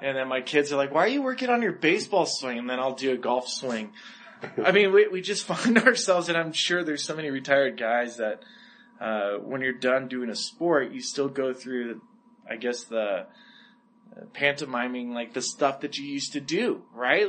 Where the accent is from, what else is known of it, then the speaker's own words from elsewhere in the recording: Santa Barbara, California, United States; I came from Santa Barbara